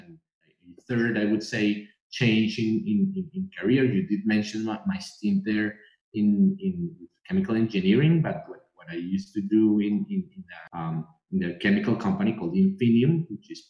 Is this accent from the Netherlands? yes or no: no; Colombia; moved away as an adult; now in Reading, United Kingdom; I am originally from Colombia, and I am currently based in Reading